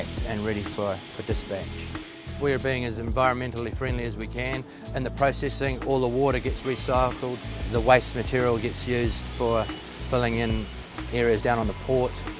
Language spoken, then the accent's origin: English; Timaru, Canterbury, New Zealand; I'm from Timaru, born in Timaru